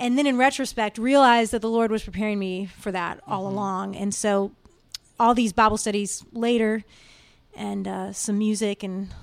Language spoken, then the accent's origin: English; Washington, D.C. area, Virginia, United States; moved away as an adult; now in Nashville, United States; I grew up in the Washington, D.C. area, actually in Virginia